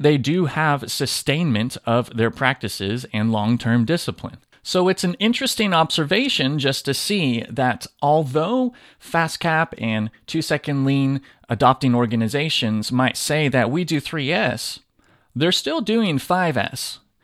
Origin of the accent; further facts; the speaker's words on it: Southern California, United States; now in Tennessee, United States; I grew up in Southern California and I talk funny sometimes when I'm around people where I live now in Tennessee